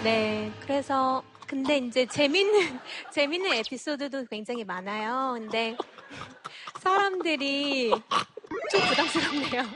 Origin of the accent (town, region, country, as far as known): South Korea; born or raised there